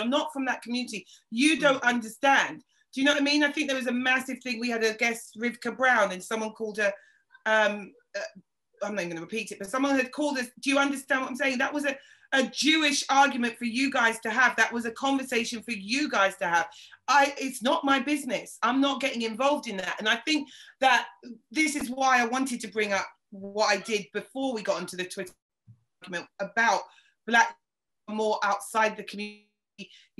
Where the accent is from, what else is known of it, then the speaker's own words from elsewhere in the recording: Yorkshire and the Humber, United Kingdom; Oh, well, I'm from Yorkshire, I got it.